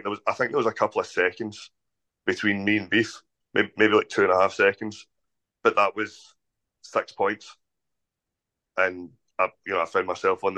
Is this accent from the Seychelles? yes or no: no; Scotland, United Kingdom; the biggest venue in my hometown